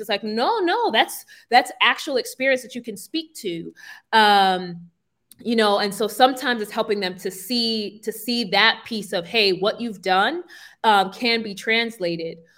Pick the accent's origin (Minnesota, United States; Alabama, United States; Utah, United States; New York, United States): New York, United States; New York City; moved away as an adult; now in Buenos Aires, Argentina; I'm from Brooklyn, New York. Uh, so Brownsville